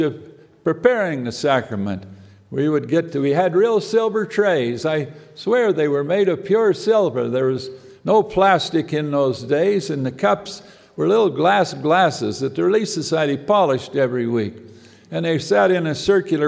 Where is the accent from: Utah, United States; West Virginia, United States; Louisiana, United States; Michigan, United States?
Utah, United States; American Fork; I grew up in American Fark, Utah